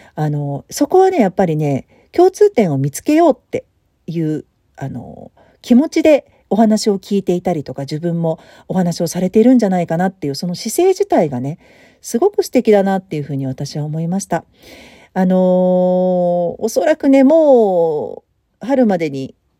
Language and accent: Japanese; Tokyo, Japan; moved away as an adult; もともと私東京生まれだしね、東京育ちだし